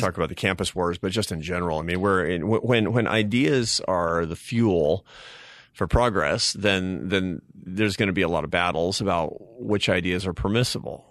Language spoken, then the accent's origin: English; Seattle, Washington, United States; I grew up in Seattle, Washington, to a, a family of artists and academics